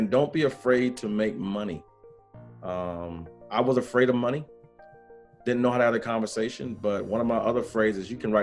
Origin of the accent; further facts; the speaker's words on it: South Carolina, United States; now in North Carolina, United States; I'm from South Carolina, but I live in North Carolina